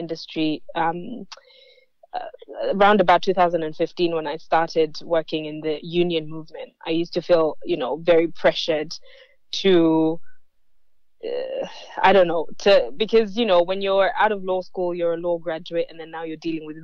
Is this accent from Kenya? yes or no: yes; Kenya; moved away as an adult; also born or lived in Adelaide, Australia; now in Melbourne, Australia; I migrated to Australia about 12 years ago. I'm Kenyan Australian